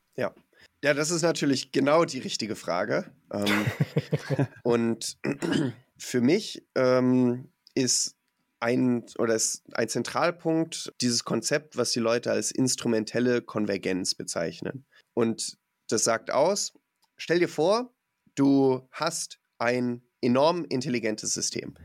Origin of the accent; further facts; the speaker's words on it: Mecklenburg-Vorpommern, Germany; ich komm aus Mecklenburg-Vorpommern